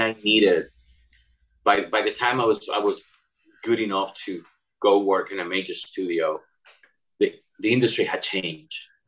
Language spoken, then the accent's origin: English; Barcelona, Catalonia, Spain; English is a second language; moved away as an adult; also born or lived in Cadiz, Spain / Madrid, Spain; growing up in Barcelona